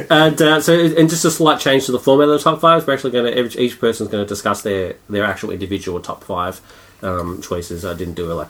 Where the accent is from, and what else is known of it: Australia